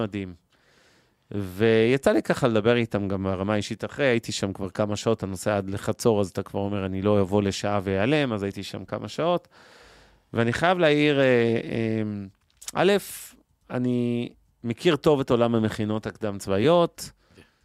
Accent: Ramat Gan, Tel Aviv District, Israel; חברי ילדות שלי שגדלו איתי ברמת גן

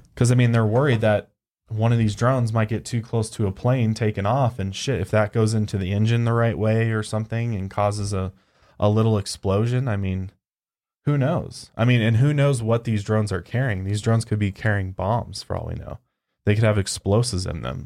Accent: Colorado, United States; I'm from Colorado

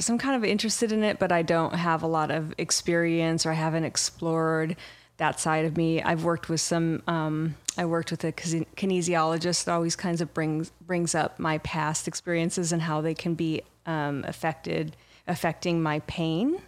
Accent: Irvine, California, United States; also born or lived in Michigan; I grew up in Orange County. I'm from Michigan. I grew up in Orange County and in Irvine

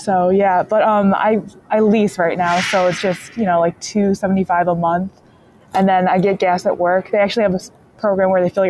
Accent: Michigan, United States; I'm 23. I'm from Michigan

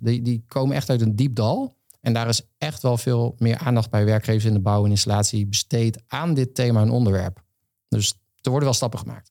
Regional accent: Veluwe, Gelderland, Netherlands; moved away as an adult; now in Rotterdam, Netherlands; ik van de Veluwe kom

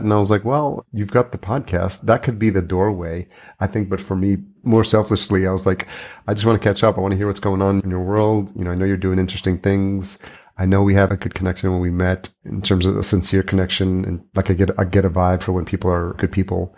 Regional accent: New York, United States; I grew up in New York

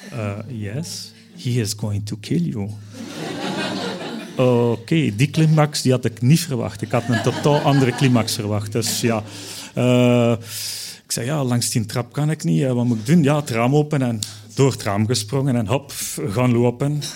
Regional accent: Belgium; Ja, ik als Belg moest dat dus ook doen

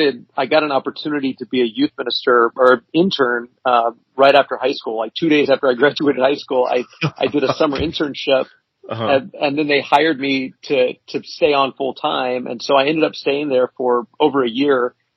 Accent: Kansas, United States; Well, I graduated high school in Kansas. That was kind of where we landed, but we moved around a lot before then, but that's kind of where we ended up.

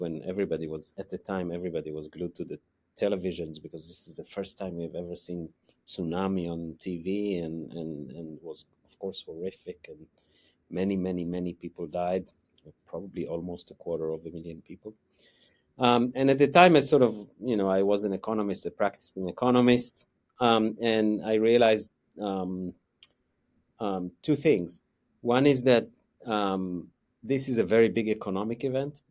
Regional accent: Israel; moved away as an adult; also born or lived in United States; now in Wellington, New Zealand; I grew up in Israel, um, so that's, that's where my accent comes from.

